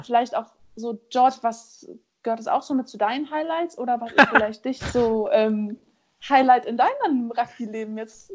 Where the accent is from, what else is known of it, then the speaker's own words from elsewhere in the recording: Germany; ich als Deutsche